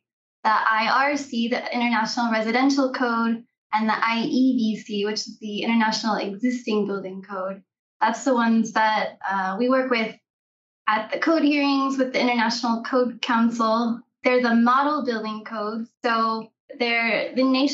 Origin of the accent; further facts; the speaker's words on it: Oklahoma, United States; I grew up in Oklahoma